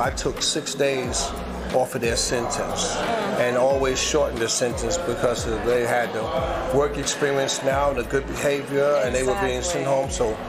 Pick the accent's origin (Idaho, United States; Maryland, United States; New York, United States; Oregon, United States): New York, United States; I'm from Harlem, 164th Street, Amsterdam.